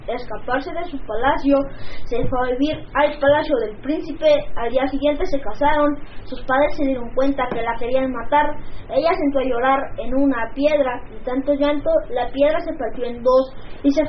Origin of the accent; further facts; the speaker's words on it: Mexico City, Mexico; soy de la Ciudad de México y les deseo un feliz Día de la Independencia.